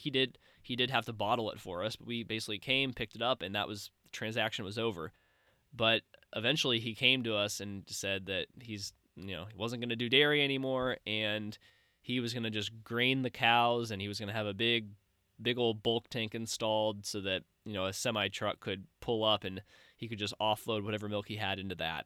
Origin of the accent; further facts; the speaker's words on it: Missouri, United States; my home state of Missouri